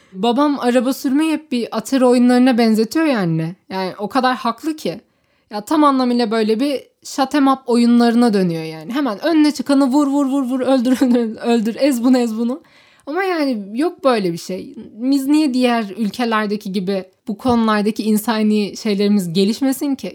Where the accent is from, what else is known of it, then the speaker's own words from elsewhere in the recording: Turkey; ben Türk'üm